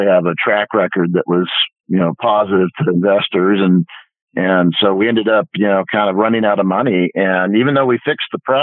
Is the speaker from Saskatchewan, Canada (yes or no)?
no; Vancouver, British Columbia, Canada; I grew up in Vancouver, Canada